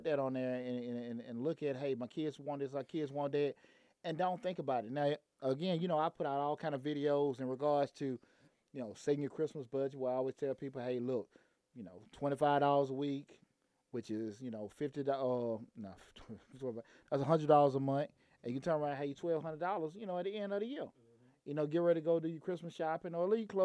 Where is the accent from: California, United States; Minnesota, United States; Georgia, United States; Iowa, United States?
Georgia, United States; Atlanta; I grew up in Bankhead